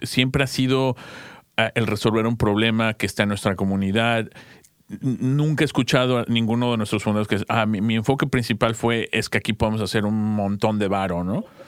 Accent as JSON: {"language": "Spanish", "country": "Mexico", "moved": "yes", "said": "en nuestro país, en México"}